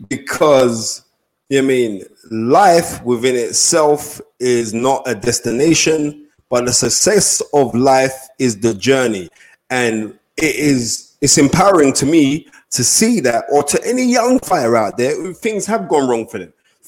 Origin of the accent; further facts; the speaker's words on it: Nigeria; I know for a fact that I'm Nigerian.